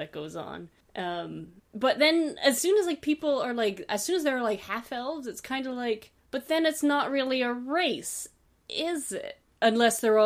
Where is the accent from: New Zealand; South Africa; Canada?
Canada; as a Canadian settler